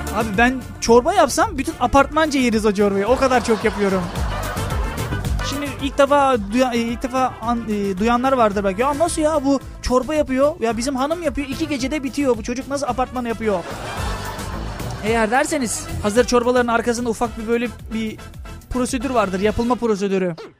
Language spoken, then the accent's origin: Turkish; Lüleburgaz, Kırklareli, Turkey; ben Lüleburgazlıyım